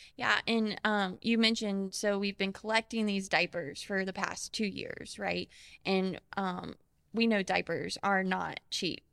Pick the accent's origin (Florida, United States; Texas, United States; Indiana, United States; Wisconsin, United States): Florida, United States; Ocala; I was born and raised in Ocala